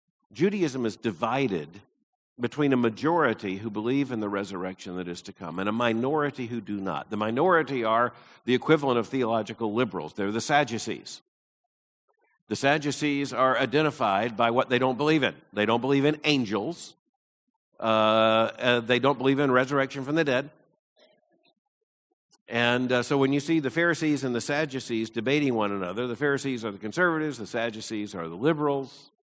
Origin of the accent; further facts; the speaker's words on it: Deep South, United States; when I was growing up in the Deep South